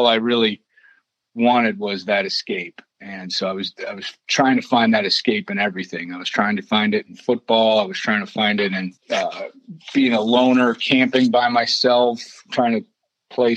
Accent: Cleveland, Ohio, United States; moved away as an adult; also born or lived in Columbus, Ohio / Tampa, Florida; I grew up in Cleveland, Ohio, suburbs.

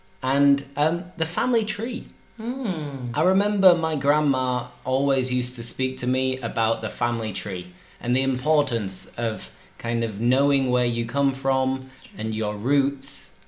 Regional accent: England, United Kingdom; But as far as I know, I'm English. Through and through. 100% English.

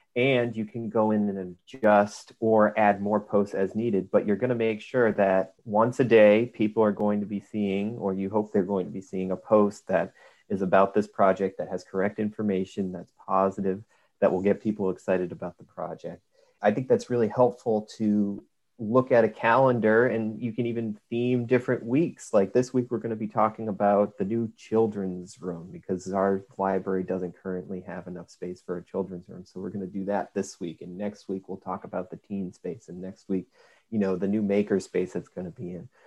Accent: Northbridge, Massachusetts, United States; I grew up in Northbridge, Massachusetts, which is a small town on the Rhode Island border

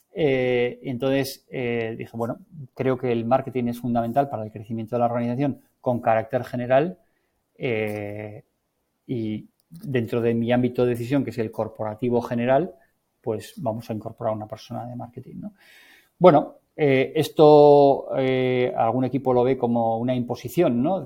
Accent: Navarre, Spain; soy navarro

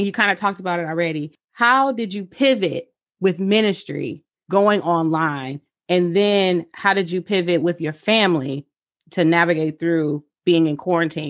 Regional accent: Michigan, United States; also born or lived in Oregon; I actually moved back home in the pandemic. Uh-huh. So I moved from Oregon to Michigan in late July.

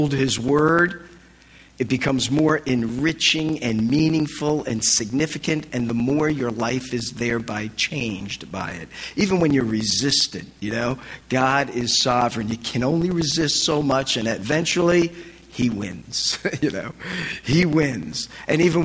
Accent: New Jersey, United States; moved away as an adult; also born or lived in Annapolis / Massachusetts; I'm from Jersey, so it was in northern Jersey.

